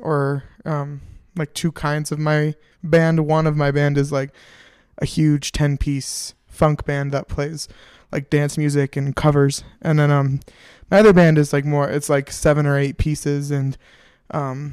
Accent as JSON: {"language": "English", "town": "Denver", "region": "Colorado", "country": "United States", "tie": "born or raised there", "also_born_or_lived": "Minneapolis, Minnesota", "said": "I'm from Denver, Colorado. Not originally. I was born in Minneapolis, Minnesota, but fancy. Lived here for 15 years"}